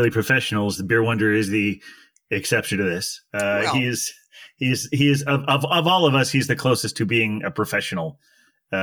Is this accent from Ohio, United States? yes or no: yes; Dayton, Ohio, United States; I grew up in Dayton, Ohio, or in a suburb of Dayton, Ohio